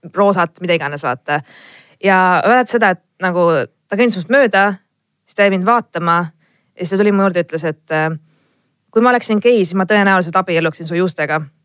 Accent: Estonia; me oleme eestlased

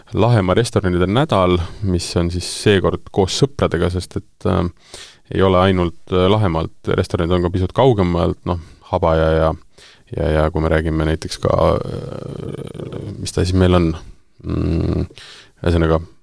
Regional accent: Tartu, Tartu County, Estonia; ma ise olen äh, Tartust pärit

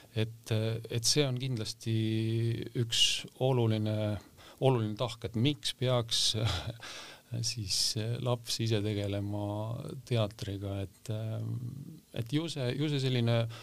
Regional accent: Valtu, Rapla County, Estonia; moved away; ma olen maakohast äh, pärit Raplamaalt äh, Valtust ja, ja seal seal koolis käinud

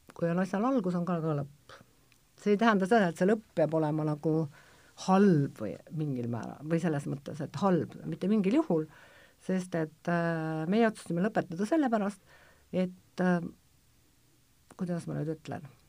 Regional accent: Kohtla-Järve, Ida-Viru County, Estonia; ma olen nagu väiksest peale kuna ma olen Kohtla-Järvelt, siis ma muidugi käisin Pesni Bleski selle tantsuringis

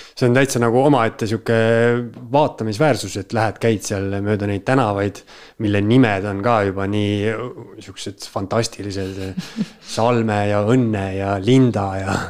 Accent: Tartu, Tartu County, Estonia; moved away as an adult; now in Tallinn, Estonia; ma ise olen Tartust pärit ja olen seal Karlovas isegi kaks korda elanud

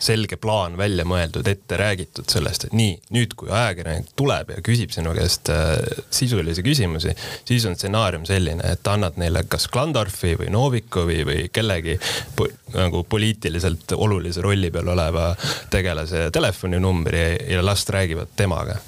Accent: Pärnu, Pärnu County, Estonia; moved away; ma olen ise Pärnust pärit

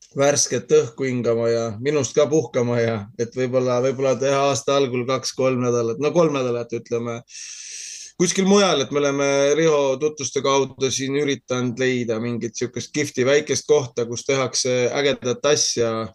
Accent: Tartu, Tartu County, Estonia; moved away as an adult; now in Saaremaa, Estonia; mina olen Tartust pärit

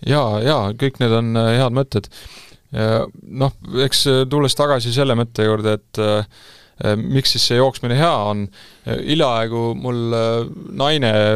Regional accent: Estonia; ma olen ju eestlane

